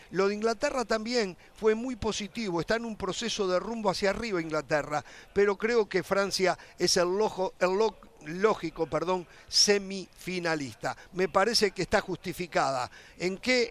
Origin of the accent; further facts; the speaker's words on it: Uruguay; yo soy uruguayo